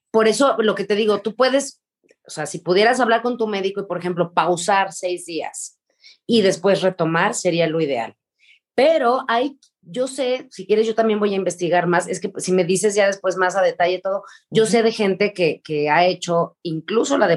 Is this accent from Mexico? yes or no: no; Argentina; Yo soy argentina.